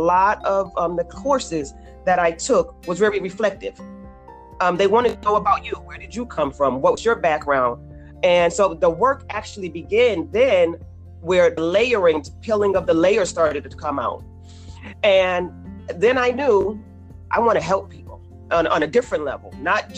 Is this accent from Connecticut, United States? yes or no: yes; Bridgeport, Connecticut, United States; I grew up in Bridgeport